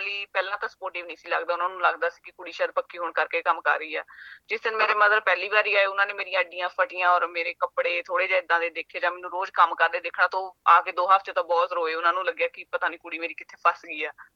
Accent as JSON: {"language": "Punjabi", "area": "Jalandhar district", "region": "Punjab", "country": "India", "moved": "as an adult", "said": "ਪੰਜਾਬ ਚ ਜੀ ਮੈਂ ਜਲੰਧਰ ਜ਼ਿਲ੍ਹੇ ਤੋਂ ਬਿਲੋਂਗ ਕਰਦੀ ਹਾਂ ਉਹਦੇ ਨੇੜੇ ਹੀ ਸਾਡਾ ਪਿੰਡ ਹੈ ਹੀਰਾਪੁਰ ਹੇਲਰ ਹੈ"}